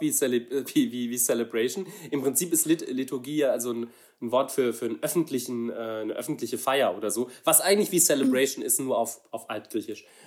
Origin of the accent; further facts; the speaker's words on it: Saarland, Germany; ich komme aus einem, aus einem kleinen Dorf im Saarland